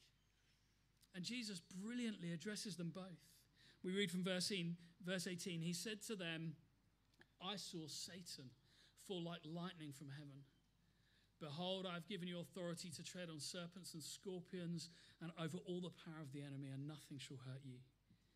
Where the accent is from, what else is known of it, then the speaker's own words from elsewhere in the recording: United Kingdom; also born or lived in Plymouth; We're British